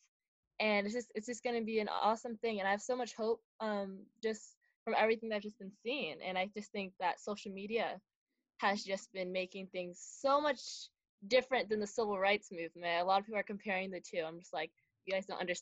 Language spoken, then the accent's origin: English; Milpitas, California, United States; I'm from Milpitas, California, and I go to Milpitas High School.